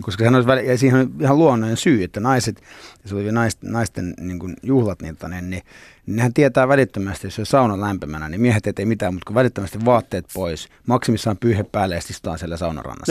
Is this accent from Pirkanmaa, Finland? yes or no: no; Nurmijärvi, Uusimaa, Finland; also born or lived in Cyprus; Mä, mä oon niinku lepsämästä tavallaan, niinku, tai se on semmoinen niinku koti. Joo. Että mä, mähän synnyin Kyproksella, mutta sitten äiti halusi mulle suomalaisen kasvatuksen